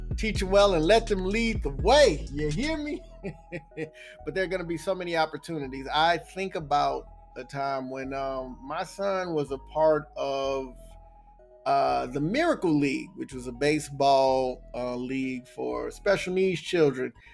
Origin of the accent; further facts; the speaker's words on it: Texas, United States; moved away as an adult; also born or lived in O'Fallon, Illinois; I'm from Texas